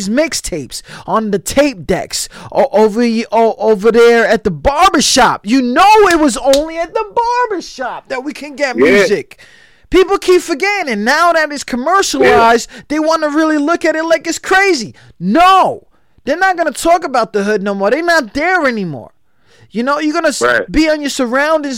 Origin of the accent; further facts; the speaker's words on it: New York, United States; I'm from New York, so we wear white t-shirts, shorts, and Tims